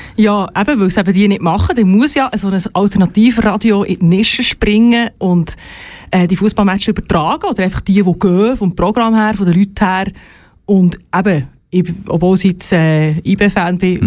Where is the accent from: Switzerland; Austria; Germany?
Switzerland; Entlebuch, Lucerne; moved away; Aber ich komme ursprünglich aus dem Entlebuch